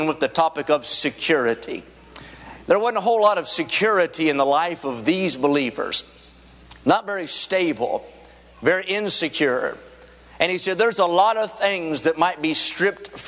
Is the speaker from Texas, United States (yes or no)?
no; West Virginia, United States; I'm from West Virginia